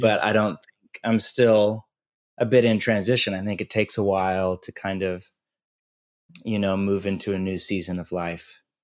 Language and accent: English; California, United States; moved away; also born or lived in Portland, Oregon; I'm from California